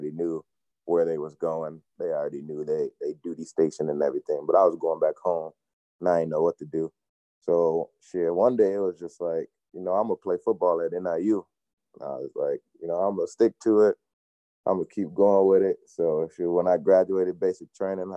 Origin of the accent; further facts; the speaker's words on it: Chicago, Illinois, United States; moved away; also born or lived in Rockford, Illinois; I'm originally from Chicago, but I played my high school ball out in the Rockford area.